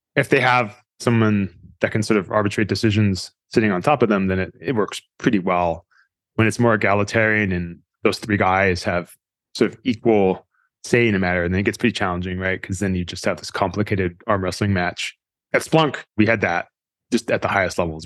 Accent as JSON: {"language": "English", "town": "Fremont", "region": "California", "country": "United States", "tie": "born or raised there", "said": "I grew up in the Valley in Fremont in early 80s"}